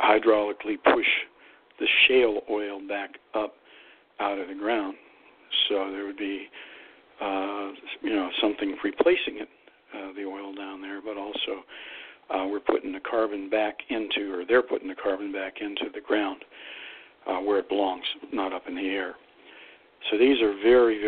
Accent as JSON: {"language": "English", "region": "Northeast Ohio", "country": "United States", "tie": "born or raised there", "moved": "yes", "said": "my hometown, and everybody knows where that is, down there in Northeast Ohio"}